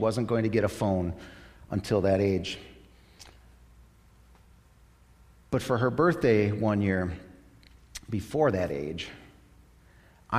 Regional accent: United States; I'm an American

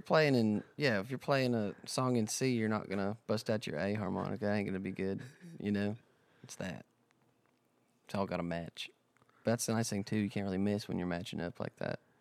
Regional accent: South Dakota, United States; also born or lived in Nashville, Tennessee; now in Texas, United States; I'm from South Dakota

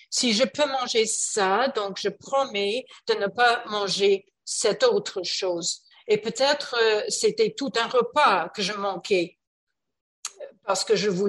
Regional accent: Canada; Oui, je parle français en fait, mais je suis canadienne et on parle euh, très vite

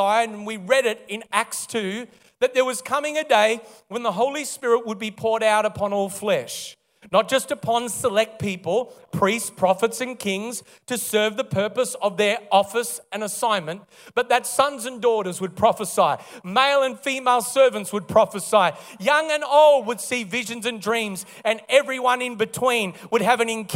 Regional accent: Melbourne, Victoria, Australia; also born or lived in Kalgoorlie, Western Australia; originally born and raised in Melbourne

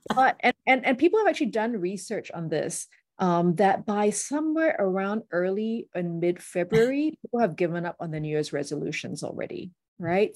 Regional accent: Singapore; also born or lived in United States; growing up in Singapore, lots of shiny buildings

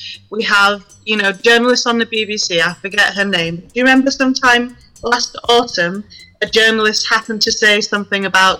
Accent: Yorkshire and the Humber, United Kingdom; I'm mixed race. I'm Nigerian and also from Yorkshire.

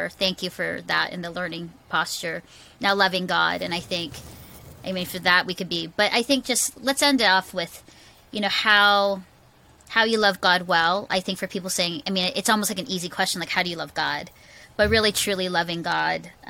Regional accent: Philippines; also born or lived in Singapore; I, I grew up in the Philippines, just context. I was actually adopted out of an orphanage by Canadian missionaries.

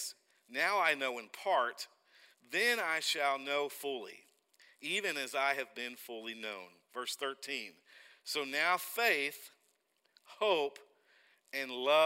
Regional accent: Oklahoma City, Oklahoma, United States; accent: Arkansas; moved away as an adult; also born or lived in Buffalo, Oklahoma; Grew up in Oklahoma City, spent a lot of time in Oklahoma City

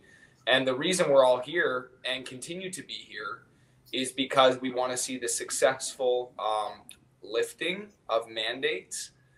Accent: Calgary, Alberta, Canada; I'm from Calgary. We're actually all from Calgary.

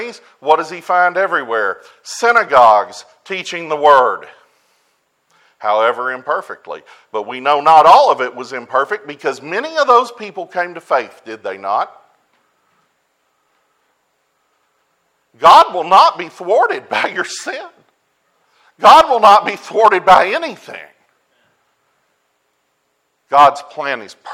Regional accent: United States; I'm an American

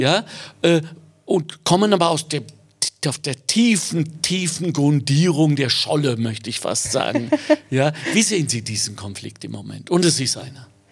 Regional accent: Ruhr area, North Rhine-Westphalia, Germany; now in Austria; Ich bin im Ruhrgebiet geboren, habe dort überhaupt gar keine Wurzeln mehr

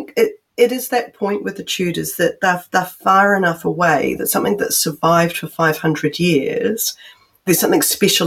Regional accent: New Zealand; I'm from New Zealand

